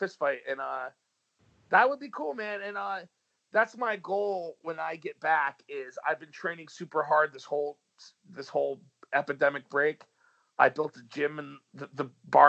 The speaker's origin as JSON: {"language": "English", "region": "New York", "country": "United States", "said": "I'm from New York"}